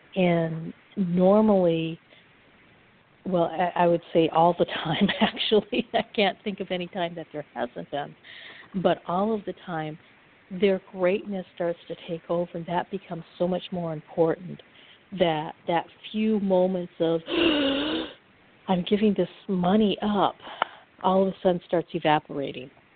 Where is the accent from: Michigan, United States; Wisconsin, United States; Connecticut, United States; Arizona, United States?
Michigan, United States; Upper; I'm from Upper Michigan